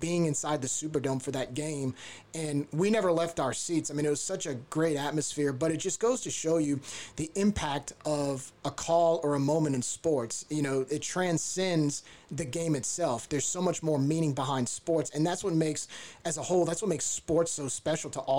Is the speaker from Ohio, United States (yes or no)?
no; New Orleans, Louisiana, United States; I was born and raised in New Orleans